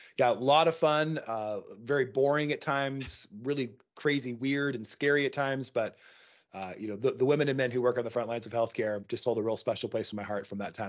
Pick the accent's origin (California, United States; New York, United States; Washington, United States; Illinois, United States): Washington, United States; Seattle; moved away as an adult; now in Montana, United States; I live in Montana. Yeah, I grew up in Seattle, moved out here to Montana just recently